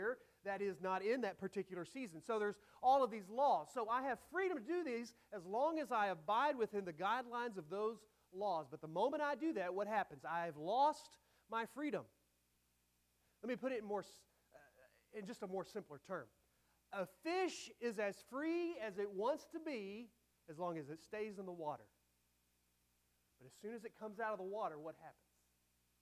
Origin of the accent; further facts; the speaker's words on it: United States; I am an American citizen